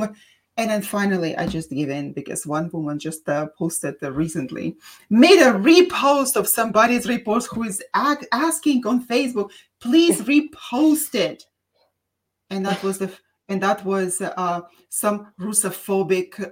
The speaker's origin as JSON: {"language": "English", "country": "Russia", "accent": "Russian", "second_language": "English", "moved": "yes", "lives_now": "San Diego, United States", "said": "They asked me where my accent was from, and I said Russian"}